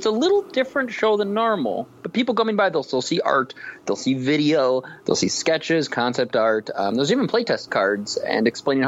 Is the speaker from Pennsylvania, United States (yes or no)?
no; Minnesota, United States; Me being a Minnesota person